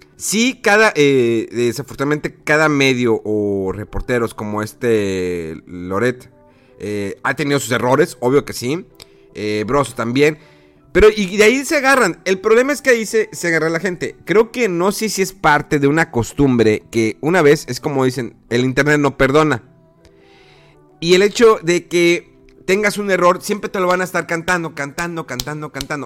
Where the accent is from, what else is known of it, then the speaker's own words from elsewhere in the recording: Mexico; como mexicano, como votante